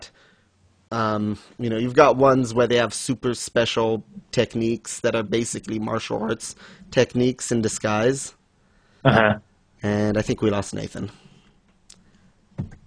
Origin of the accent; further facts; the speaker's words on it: Switzerland; moved away; I grew up in Switzerland